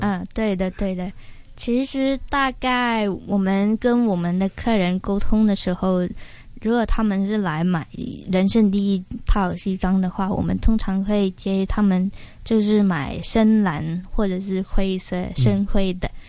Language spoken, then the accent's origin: Chinese; Hong Kong; 回到香港之后，就是进了大公司去打工